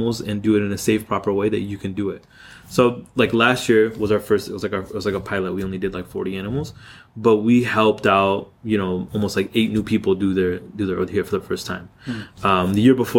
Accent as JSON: {"language": "English", "town": "Seattle", "region": "Washington", "country": "United States", "tie": "born or raised there", "said": "When I was growing up in Seattle, we didn't have any halal stores or anything like that."}